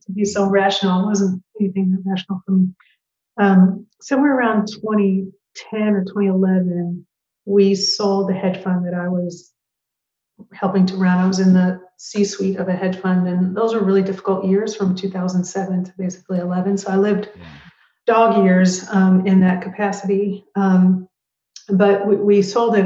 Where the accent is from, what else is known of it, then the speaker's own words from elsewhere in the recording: Portland, Oregon, United States; moved away as an adult; also born or lived in Minnesota / Bay Area / New York City; I am a Portlander, fourth generation Portlander. And I grew up in Northeast Portland